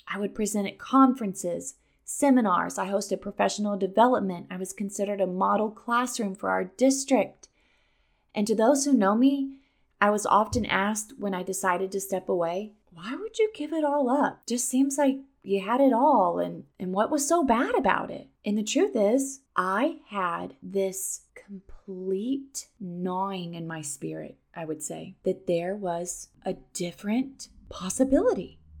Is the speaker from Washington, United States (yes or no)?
no; Missouri, United States; moved away as an adult; now in Florida, United States; I was born and raised in Missouri